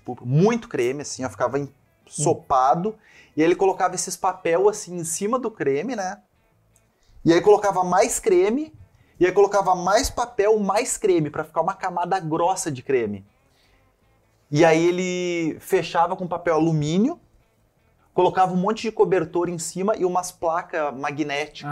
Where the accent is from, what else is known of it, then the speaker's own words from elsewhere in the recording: Santa Cruz do Sul, Rio Grande do Sul, Brazil; moved away as an adult; also born or lived in Pelotas / Caxias do Sul / Italy; a gente saiu de Pelotas, eu tinha 6 anos, aí dos 6 aos 13 a gente ficou em Santa Cruz do Sul